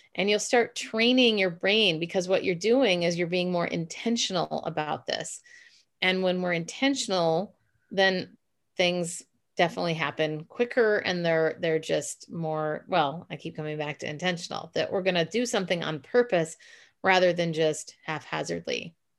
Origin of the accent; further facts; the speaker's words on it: Minneapolis, Minnesota, United States; now in San Francisco, United States; I'm originally from Minneapolis, but now I live in San Francisco